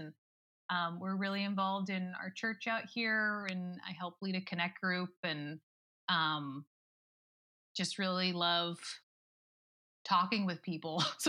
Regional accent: Lawton, Oklahoma, United States; I was born and raised there.

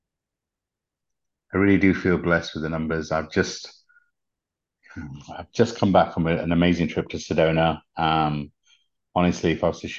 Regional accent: United Kingdom; accent: British; my British accent

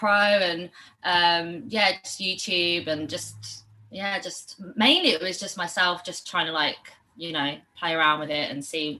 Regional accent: Barcelona, Catalonia, Spain; now in London, United Kingdom; So, well, I've moved around a lot. I'm not from London originally, but I have lived here for like 10 years now. But I grew up in Barcelona as well. I'm half Spanish.

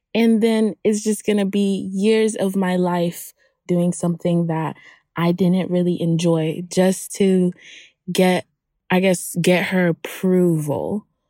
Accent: Hollywood, Florida, United States; also born or lived in Haiti; I'm from Haiti. And I grew up in Hollywood, Florida.

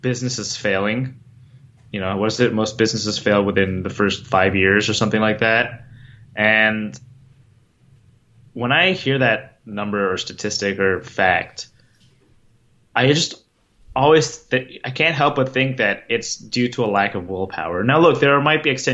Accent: Virginia, United States; when I was in elementary school and middle school, I'm from Virginia, and I went to the Virginia State level of the National Geographic B 3 times

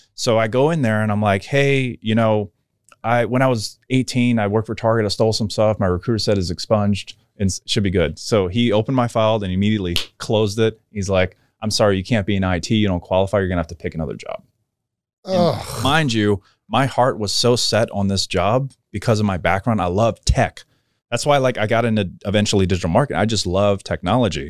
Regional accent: New Orleans, Louisiana, United States; I grew up in New Orleans

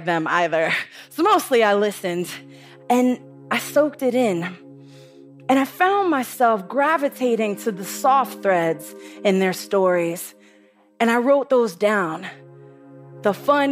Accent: New York City, New York, United States; I'm from the Bronx, and the Bronx is tough.

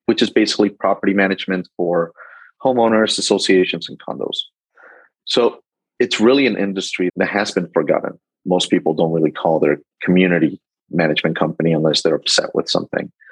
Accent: Spain; moved away; Um, I'm originally from Spain. I lived all over the world due to my dad's life.

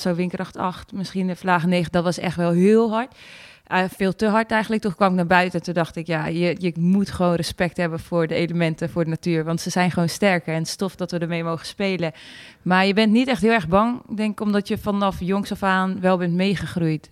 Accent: Friesland, Netherlands; ik kom natuurlijk uit Friesland, dus we gingen altijd naar de Sneekweek

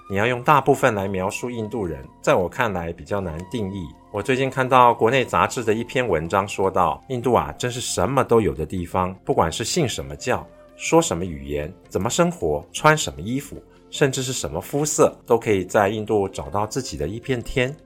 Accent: Taiwan; 不太适合我们台湾人戴

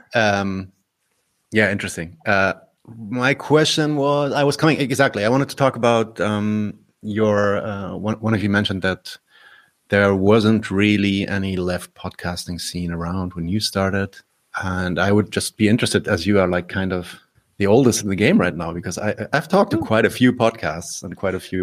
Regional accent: Berlin, Germany; I'm German born. I'm from Berlin.

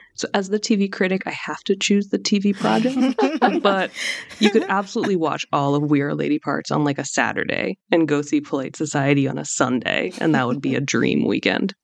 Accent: United States; I'm Iranian American

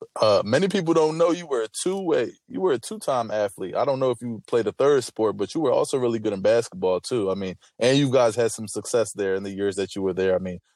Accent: Harrisburg, Pennsylvania, United States; I remember being a kid in the city of Harrisburg. I'm from Allison Hill myself

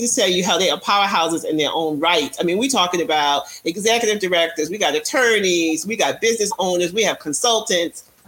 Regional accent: New York, United States; I'm a New Yorker

